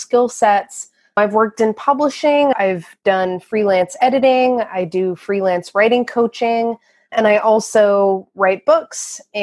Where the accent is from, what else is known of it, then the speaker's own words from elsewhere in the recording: Port Townsend, Washington, United States; I grew up in Port Townsend, Washington, which is the little Quimper Peninsula.